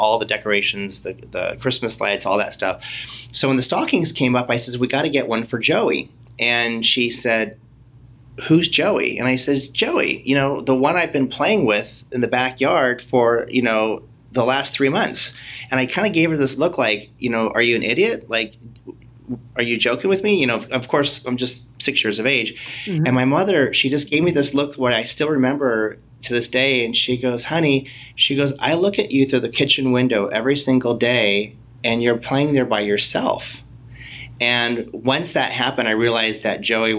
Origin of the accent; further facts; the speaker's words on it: Whittier, California, United States; I grew up in Whittier, California